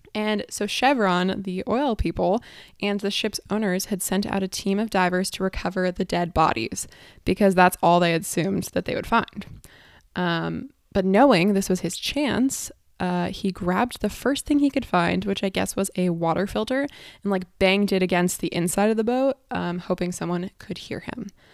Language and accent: English; San Diego, California, United States; I'm from San Diego